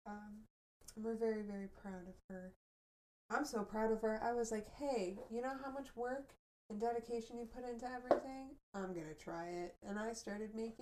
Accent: southwest suburbs of Chicago, Illinois, United States; moved away as an adult; also born or lived in Colorado; growing up in Illinois

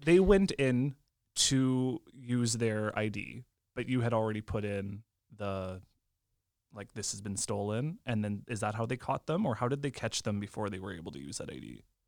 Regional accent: Lemberg, Saskatchewan, Canada; That's actually about 20 minutes away from my hometown, What's oh, which right? is Lemberg

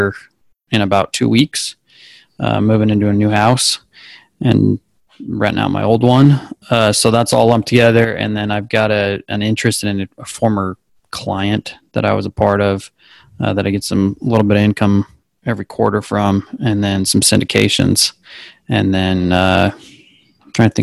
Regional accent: Spokane, Washington, United States; also born or lived in Houston, Texas; I was raised in Washington, grew up working hard and playing sports

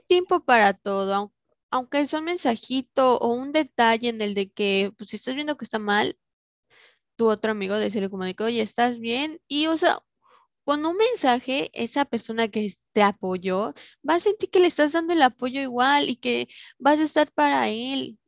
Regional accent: Mexico; somos mexicanos

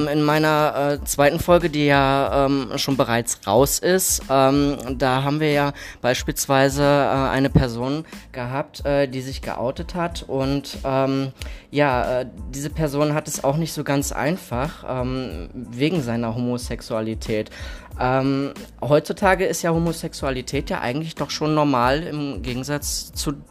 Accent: Hamm, North Rhine-Westphalia, Germany; Ich komme aus Hamm in Westfalen, die schönste Stadt im Ruhrgebiet.

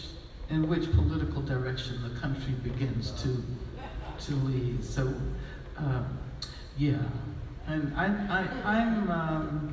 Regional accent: United States; we are from the United States of America

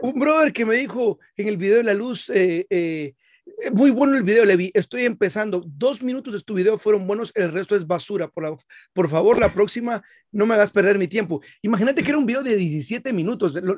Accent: Guatemala; soy de Guatemala

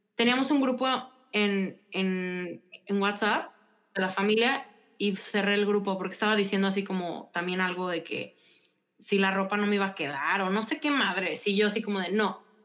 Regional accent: León, Guanajuato, Mexico; also born or lived in San Luis Potosí, Mexico; Soy panza verde y también soy potosina

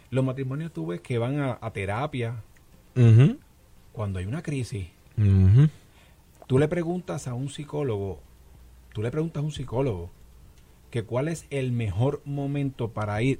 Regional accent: Puerto Rico

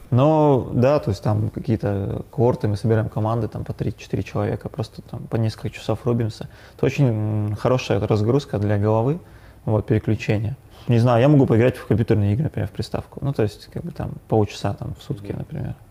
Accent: Yekaterinburg, Sverdlovsk Oblast, Russia; я родился в Екатеринбурге, ну, в Свердловске тогда еще, в 88 году учился в Горном университете

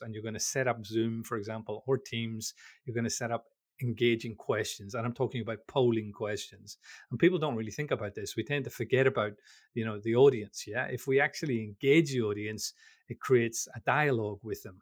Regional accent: Belfast, Northern Ireland, United Kingdom; I'm from, I'm from Belfast in Northern Ireland

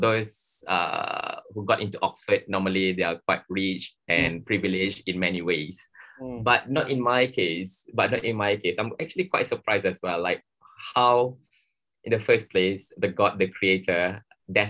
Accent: Johor, Malaysia; I'm from Johor

